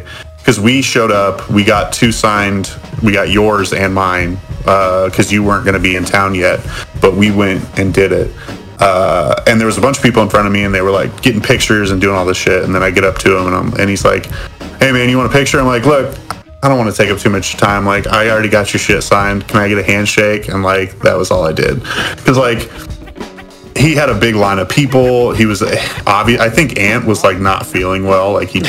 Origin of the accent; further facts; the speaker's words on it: Bend, Oregon, United States; coming to my hometown.